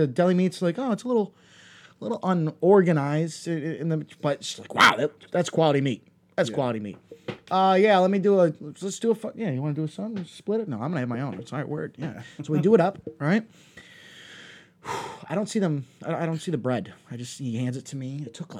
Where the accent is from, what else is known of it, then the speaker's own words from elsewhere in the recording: New York, United States; moved away; Yeah, I'm from New York. You know, I've been out here 15 years.